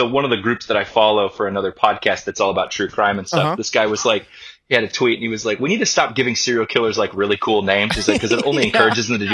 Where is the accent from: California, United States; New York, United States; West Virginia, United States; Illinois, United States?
California, United States; Ventura; my hometown of Ventura